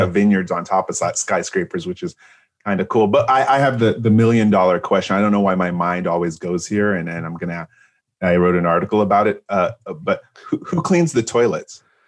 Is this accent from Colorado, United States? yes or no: no; San Francisco, California, United States; I'm from San Francisco